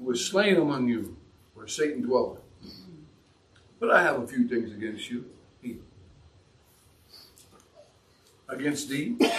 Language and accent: English; San Francisco, California, United States; I grew up in San Francisco. I lived there. I know the politics very, very well